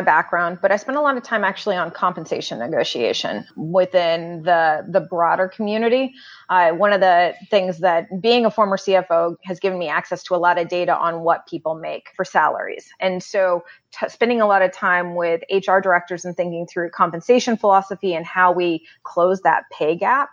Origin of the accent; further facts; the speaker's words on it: Northern California, United States; also born or lived in Pacific Northwest; now in Boston, United States; I grew up in Northern California, about 5.5 hours north of San Francisco